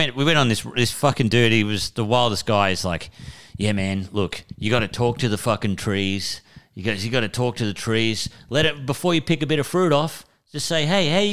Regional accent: Moree, New South Wales, Australia; I said, you know, Moree

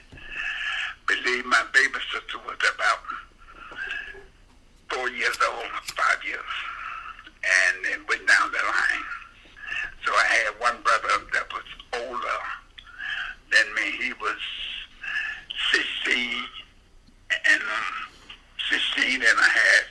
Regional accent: North Carolina, United States; moved away; also born or lived in New York; I grew up in North Carolina

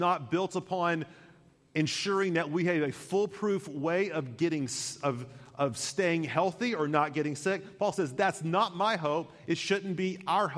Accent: United States; I love being an American

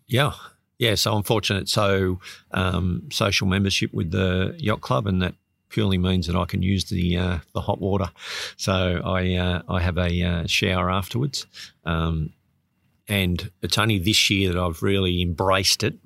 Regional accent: Sydney, New South Wales, Australia; moved away; I grew up in Sydney

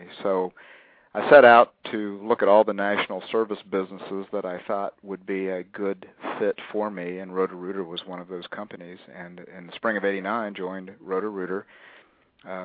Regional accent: a little bit north of Columbus, Ohio, United States; I'm a Midwesterner. I grew up a little bit north of Columbus, Ohio.

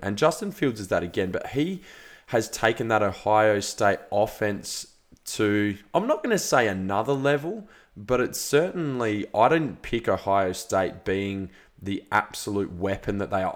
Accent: Australia; being an Australian

